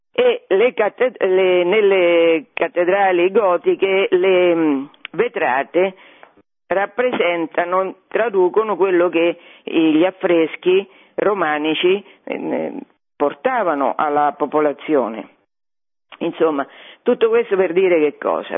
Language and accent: Italian; Fabriano, Marche, Italy; io sono di Fabriano